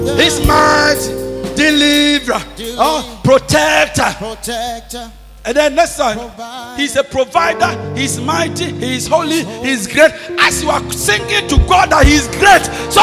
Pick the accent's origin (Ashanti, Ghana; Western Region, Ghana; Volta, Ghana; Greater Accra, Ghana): Ashanti, Ghana; Kumawu; My hometown is called Kumau